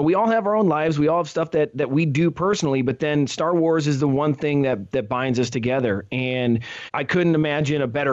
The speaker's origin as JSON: {"language": "English", "region": "Ohio", "country": "United States", "said": "when you're from Ohio"}